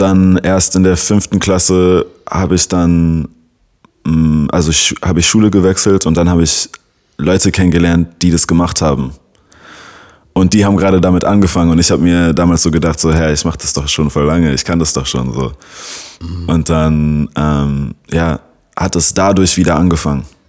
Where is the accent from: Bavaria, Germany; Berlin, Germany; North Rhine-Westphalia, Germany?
Berlin, Germany; first language English; German is a second language; 96er Jahrgang und gebürtiger Berliner